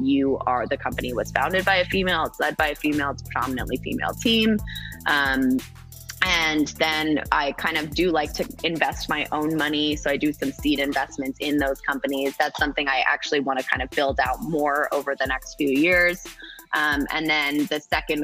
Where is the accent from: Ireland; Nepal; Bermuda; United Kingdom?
Bermuda; I was raised in Bermuda. Like I am multi-generation Bermudian.